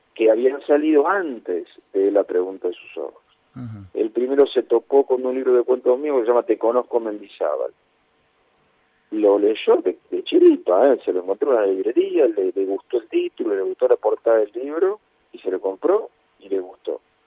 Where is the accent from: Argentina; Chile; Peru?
Argentina; Castelar, Buenos Aires Province; en Castelar no tenemos cine